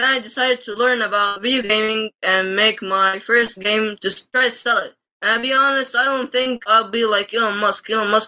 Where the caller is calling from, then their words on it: Egypt; I'm calling in from Egypt.